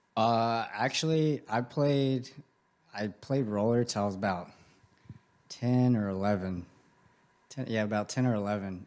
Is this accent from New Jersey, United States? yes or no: no; Grand Prairie, Texas, United States; I grew up in Grand Prairie. That's where I'm from